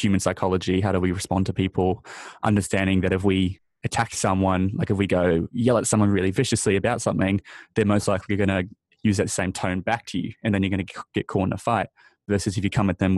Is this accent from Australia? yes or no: yes; Australia; also born or lived in New Zealand; being born, you know, growing up in Australia and New Zealand